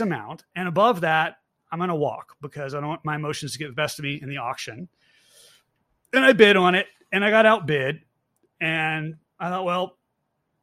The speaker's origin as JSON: {"language": "English", "region": "Virginia", "country": "United States", "moved": "yes", "lives_now": "Georgia, United States", "said": "I'm originally from Virginia"}